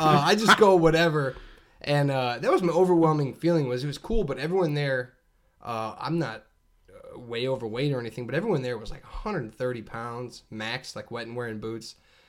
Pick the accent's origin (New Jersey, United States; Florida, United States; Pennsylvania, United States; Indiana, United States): Indiana, United States; Northwest; I'm from Northwest Indiana